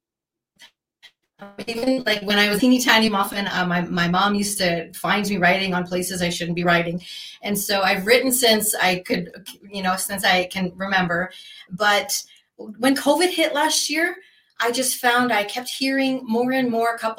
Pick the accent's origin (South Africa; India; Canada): Canada; moved away as an adult; now in Arizona, United States; I am originally from Canada. So I started my journey there.